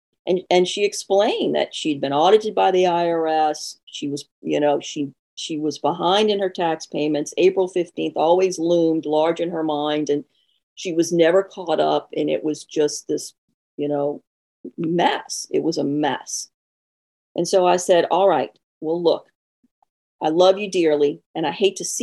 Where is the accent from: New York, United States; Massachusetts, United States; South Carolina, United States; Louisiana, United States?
Louisiana, United States; New Orleans; accent: Southern; also born or lived in North Shore, Louisiana; I was born and raised in New Orleans, so I'm a Southern girl. Every now and then you'll pick that up in my accent